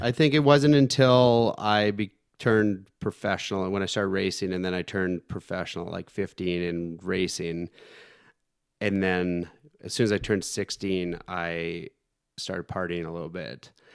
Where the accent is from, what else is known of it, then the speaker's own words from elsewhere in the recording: Canada; I'm from Canada